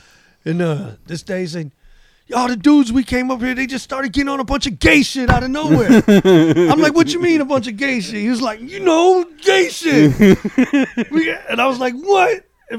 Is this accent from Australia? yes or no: no; Elgin, Illinois, United States; also born or lived in California; I said I'm from Elgin.